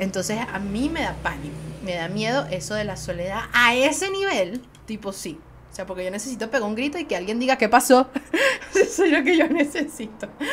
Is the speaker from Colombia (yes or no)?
no; Venezuela; Soy una jeva de Venezuela